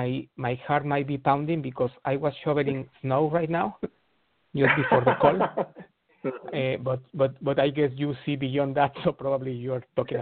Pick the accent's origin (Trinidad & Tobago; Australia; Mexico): Mexico; moved away; I'm originally from Mexico.